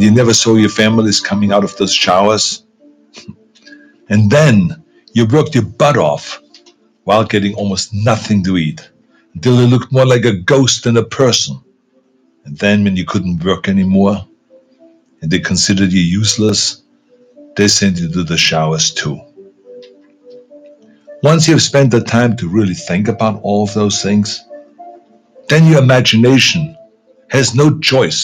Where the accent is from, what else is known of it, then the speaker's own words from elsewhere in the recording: Austria; moved away as an adult; also born or lived in California; when I grew up in Austria after the Second World War